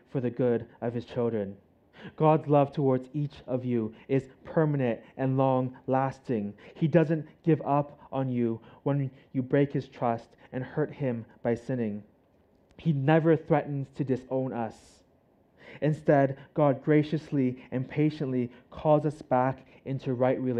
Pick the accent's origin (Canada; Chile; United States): Canada; now in Hong Kong; I'm Canadian